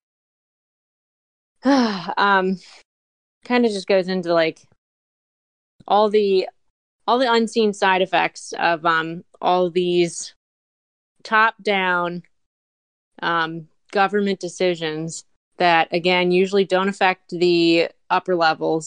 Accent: Montgomery County, Maryland, United States; I'm from Montgomery County, Maryland

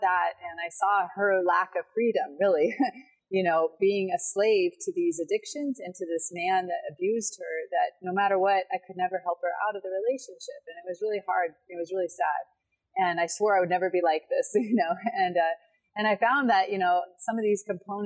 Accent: Portland, Oregon, United States; I grew up in Portland, Oregon, which is a pretty progressive city

